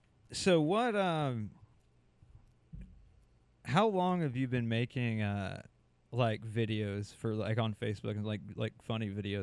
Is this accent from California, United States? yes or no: no; Florida, United States; born or raised there